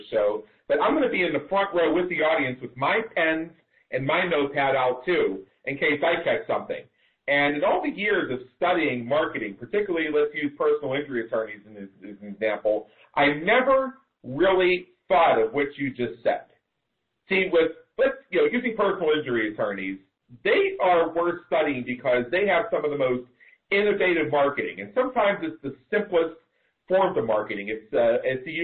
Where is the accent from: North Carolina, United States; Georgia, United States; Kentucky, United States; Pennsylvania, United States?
Pennsylvania, United States; Pittsburgh; now in Las Vegas, United States; growing up in Pittsburgh